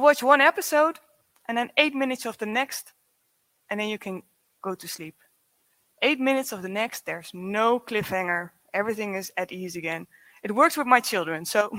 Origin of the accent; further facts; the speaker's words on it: Zwolle, Overijssel, Netherlands; I'm from the Netherlands, from Zwolle, from the other end of the Netherlands